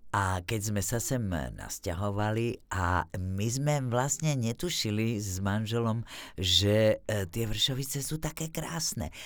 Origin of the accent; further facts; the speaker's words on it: Bratislava, Bratislava Region, Slovakia; first language Slovak; moved away as an adult; also born or lived in Martin, Slovakia; now in Czech Republic; bol to proste činžiak v Bratislave, e, kde sme sa presťahovali z Martina, kde rodičia boli v divadle e, angažovaní